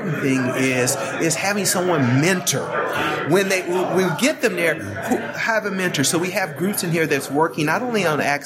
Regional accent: Oklahoma, United States; I grew up in Oklahoma

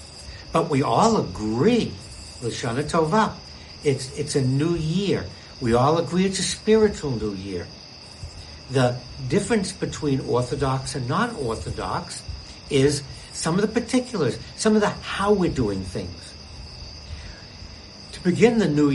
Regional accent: Boston, Massachusetts, United States; I grew up in Boston.

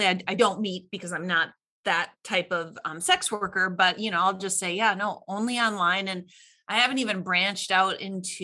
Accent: Midwest, United States; I'm from the Midwest and you know, Norwegian, German background

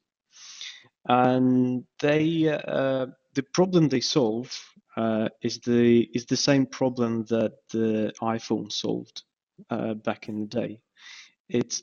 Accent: Kyiv, Ukraine; moved away as an adult; now in Sheffield, United Kingdom; I was born in Kyiv, and this is where I've done my master's degree as well

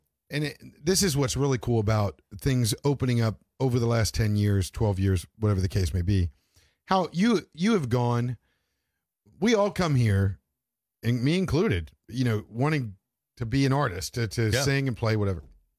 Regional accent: Maine, United States

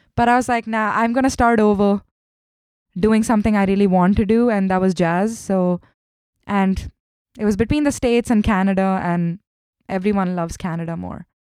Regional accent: Mumbai, Maharashtra, India; English is a second language; moved away as an adult; also born or lived in Kerala, India / Chennai, India; grew up in Mumbai. I was born in the south of India in Kerala, but I, I, I grew up in Mumbai and I did my schooling and everything there

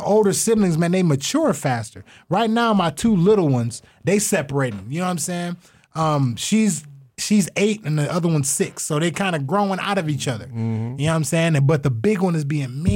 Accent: Toledo, Ohio, United States; also born or lived in Columbus, Ohio; when I moved back from Columbus to Toledo for high school

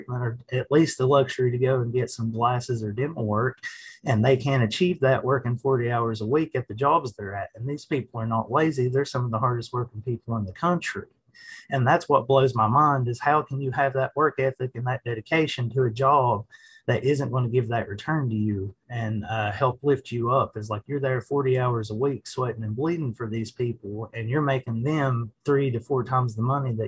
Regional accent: Southwest Virginia, United States; moved away as an adult; now in Elkins, United States; I'm originally from Southwest Virginia

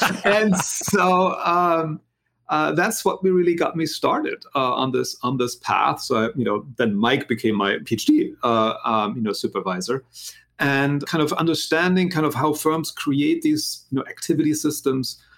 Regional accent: Germany; English is a second language; moved away as an adult; also born or lived in United States; now in Philadelphia, United States; as you can maybe hear from my accent. I'm not originally from this country. I'm actually from Germany, but I've been in this country now for a really long time. Uh, basically, left after high school.

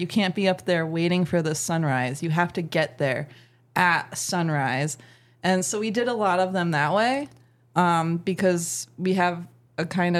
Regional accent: Appalachia, United States; We're from Appalachia.

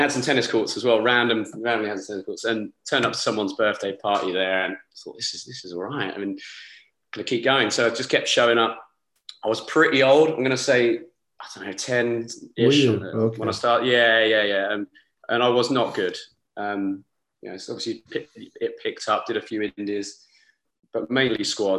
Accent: Rochester, South East England, United Kingdom; I'm from Kent, a little near Rochester. It's quite a small town, it's got a nice castle.

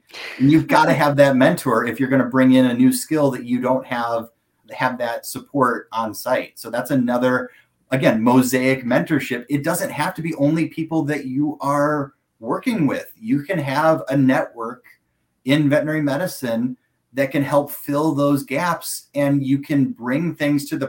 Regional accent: United States; I'm American

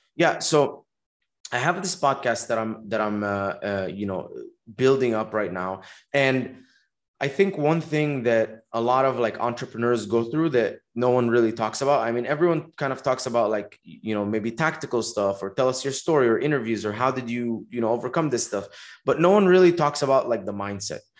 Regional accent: Dubai, United Arab Emirates; moved away as an adult; also born or lived in Egypt; now in Los Angeles, United States; I was born in Egypt. I grew up in Dubai, um, spent uh, 18 years there, and then uh, I came to America to go to college.

